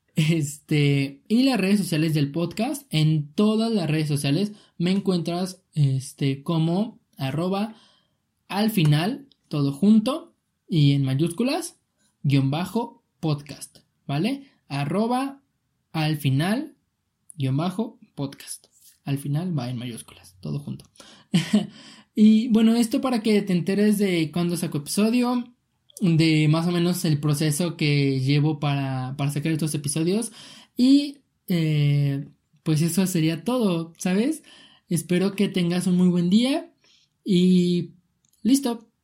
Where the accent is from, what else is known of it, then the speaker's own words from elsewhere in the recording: Mexico; yo soy de México